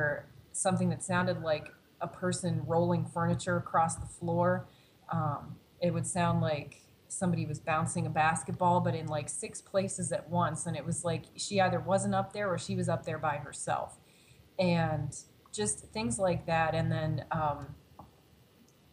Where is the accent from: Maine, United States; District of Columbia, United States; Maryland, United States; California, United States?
Maryland, United States; moved away as an adult; also born or lived in Pennsylvania; now in Chicago, United States; my home state of Maryland